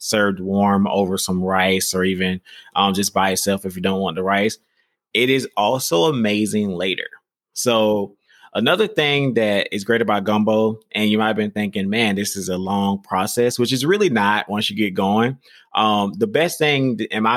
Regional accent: the South, United States; I'm from the South

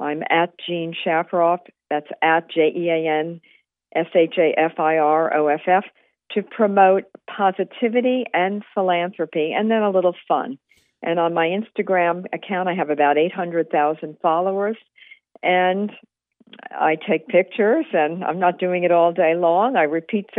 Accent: New York City, New York, United States; I'm a New York City person

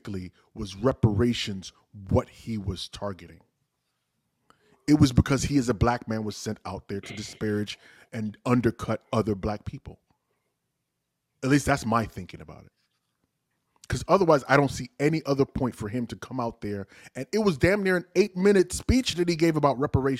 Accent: Nigeria; now in United States; speaking as a Nigerian

